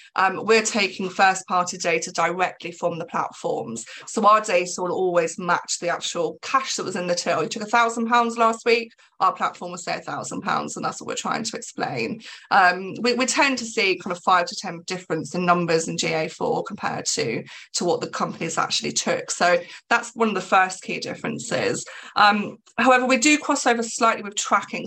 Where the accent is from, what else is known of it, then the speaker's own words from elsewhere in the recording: England, United Kingdom; I'm English